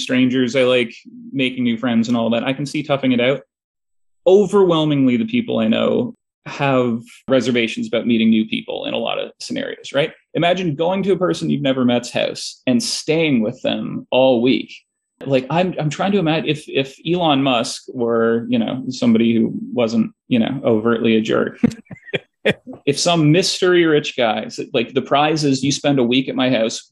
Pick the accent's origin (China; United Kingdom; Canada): Canada; Toronto, Ontario; I'm from Toronto